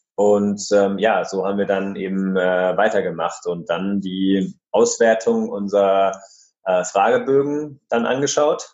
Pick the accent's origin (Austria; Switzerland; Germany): Germany; area of Munich, Bavaria; wir kommen äh, ja aus der Gegend von München